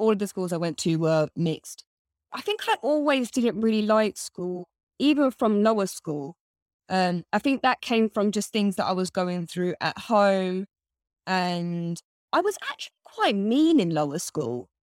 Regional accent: Bedford, East of England, United Kingdom; So I grew up in a town called Bedford.

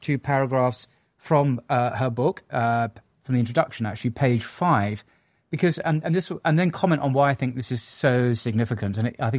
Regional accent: England, United Kingdom; I'm an Englishman.

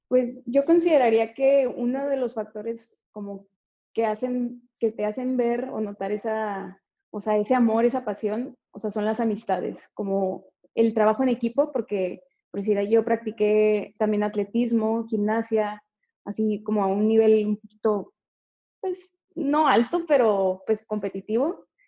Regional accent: Tijuana, Baja California, Mexico; moved away; soy de Tijuana

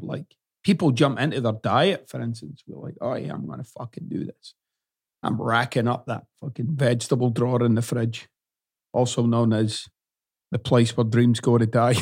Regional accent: Scotland, United Kingdom; moved away as an adult; now in United States; I still use words that I used growing up in Scotland, and I can't get off it.

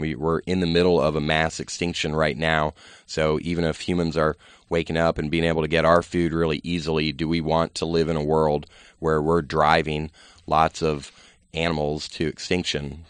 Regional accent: Virginia, United States; I grew up in Virginia

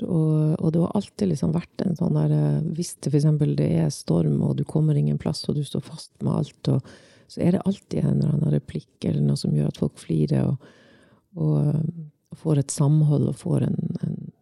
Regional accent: Svolvær, Nordland, Norway; Jeg vokste opp i Svolvær

